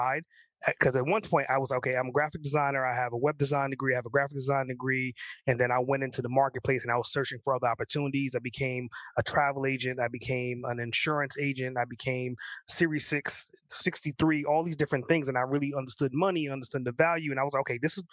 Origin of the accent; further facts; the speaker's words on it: New York, United States; I grew up in New York